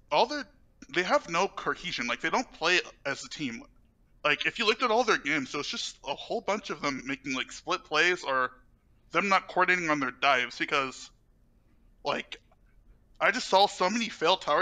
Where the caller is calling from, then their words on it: Southlake, Texas, United States; Uh, South Lake